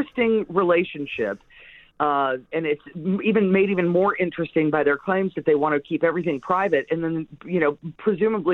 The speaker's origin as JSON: {"language": "English", "region": "Texas", "country": "United States", "tie": "born or raised there", "also_born_or_lived": "Canyon, Texas", "moved": "yes", "lives_now": "San Diego, United States", "said": "I grew up in Texas, and I remember getting snow one time when I lived in Canyon, which is a town just a little bit south of Amarillo"}